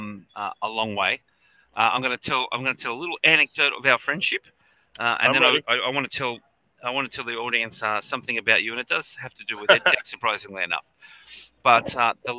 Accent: Australia; also born or lived in New South Wales; I'm an educator from Australia, as you could probably tell from the accent.

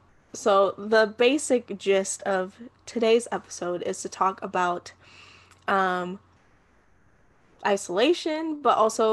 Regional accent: New York City, New York, United States; I am a 24-year-old Puerto Rican and Dominican woman born and raised in the Bronx.

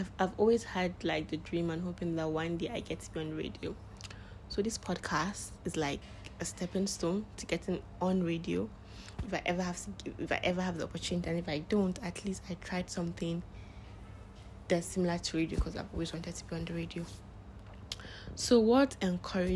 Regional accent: Northern Nigeria, Nigeria; I am a Nigerian, living in Nigeria. I am, what else am I? Yeah, I am a Muslim. I am from Northern Nigeria.

